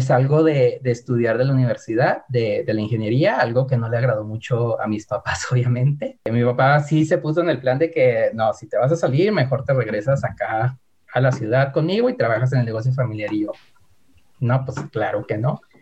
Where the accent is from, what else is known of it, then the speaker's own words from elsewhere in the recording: Hidalgo del Parral, Chihuahua, Mexico; soy de Parral, que es una ciudad pequeña